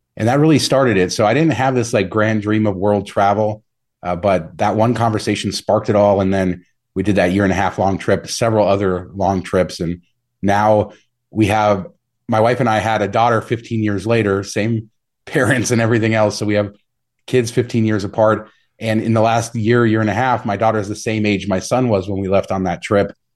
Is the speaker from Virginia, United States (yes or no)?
no; Las Vegas, Nevada, United States; also born or lived in Southern California; I moved to Vegas in nineteen ninety-three when I was a kid and kinda grew up here